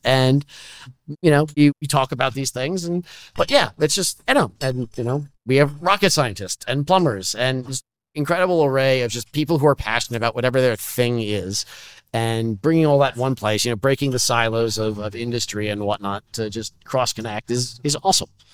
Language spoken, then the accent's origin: English; Menlo Park, California, United States; now in Washington D.C., United States; I grew up in Menlo Parks